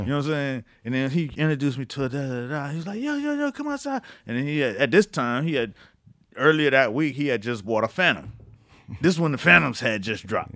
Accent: Florida, United States; moved away; I'm from Florida.

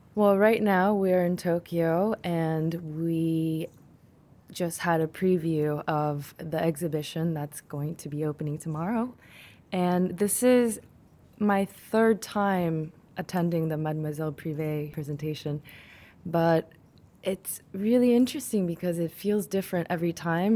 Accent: South Korea; now in United States; I was born and raised in Korea, but I moved to America and I had to adapt

